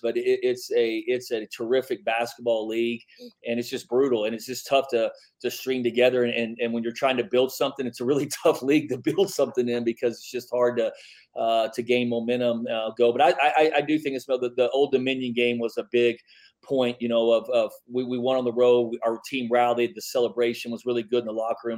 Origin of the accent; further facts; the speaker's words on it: Midland, Texas, United States; now in El Paso, United States; I grew up in Midland